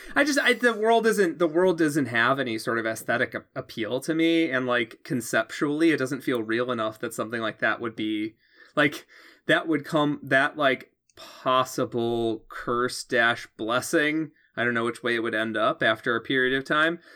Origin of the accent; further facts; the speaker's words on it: Chicago suburbs, Illinois, United States; I grew up in the Chicago suburbs. I moved to Chicago.